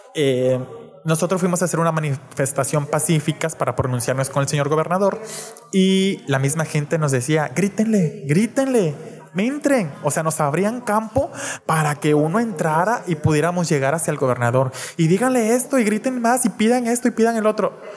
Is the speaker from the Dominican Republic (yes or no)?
no; Reynosa, Tamaulipas, Mexico